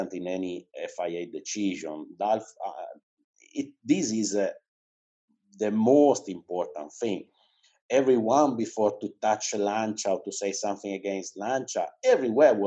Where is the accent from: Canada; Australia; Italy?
Italy; Cuneo, Piedmont; English is a second language; now in Turin, Italy; I was born in Cuneo. That is a town that is 80 kilometers away from Cuneo. It's in the mountains, basically. But from when I was 18, I moved to Turin